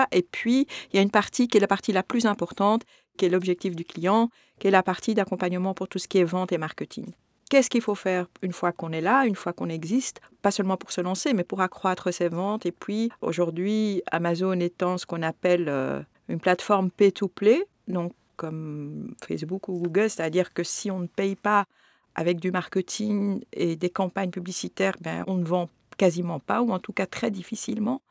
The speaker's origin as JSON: {"language": "French", "country": "Belgium", "tie": "born or raised there", "said": "je suis belge d'origine marocaine souvent on me dit j'ai toujours vécu en Belgique je suis née ici"}